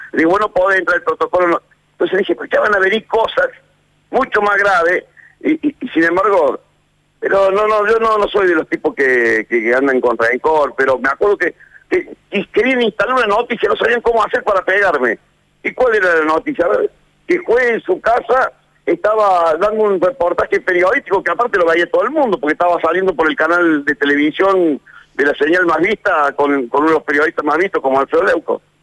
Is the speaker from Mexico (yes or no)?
no; Argentina; somos los argentinos